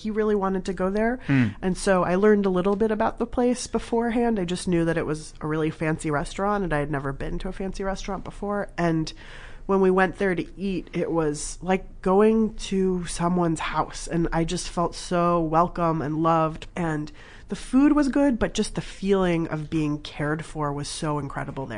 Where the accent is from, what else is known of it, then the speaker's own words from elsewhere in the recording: Southern California, United States; also born or lived in Berkeley, California; I grew up in Southern California. My parents are from Iran.